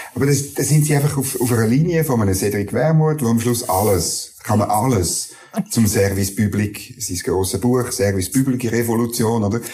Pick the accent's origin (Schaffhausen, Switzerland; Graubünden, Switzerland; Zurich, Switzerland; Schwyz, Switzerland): Schwyz, Switzerland; also born or lived in Canton of Bern; now in Bern, Switzerland; ich komme ursprünglich aus dem Kanton